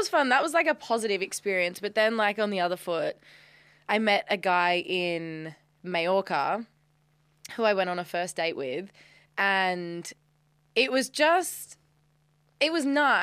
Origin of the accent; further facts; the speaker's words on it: Australia; I'm Australian